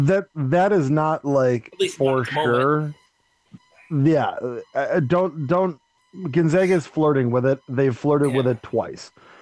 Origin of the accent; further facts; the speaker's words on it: Milwaukee, Wisconsin, United States; But I'm in a town with Marquette. I grew up in this town. I know the Jesuits. I grew up. I'm Irish Catholic. I grew up in that.